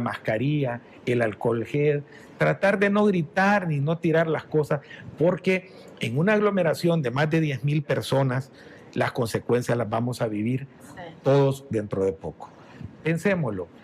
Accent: San Miguel, El Salvador; soy de San Miguel, allá nací

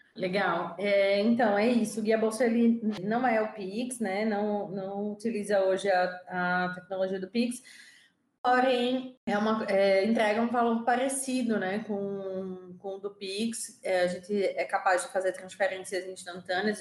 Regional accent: Recife, Pernambuco, Brazil; also born or lived in São Paulo; eu sou de Recife, é, hoje duas nordestinas aqui nesse podcast

